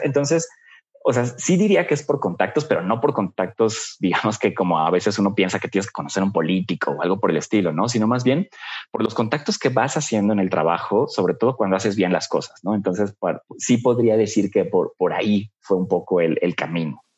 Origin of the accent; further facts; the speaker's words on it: Puebla, Mexico; Yo soy de Puebla, bueno, vivía allá en Puebla en ese momento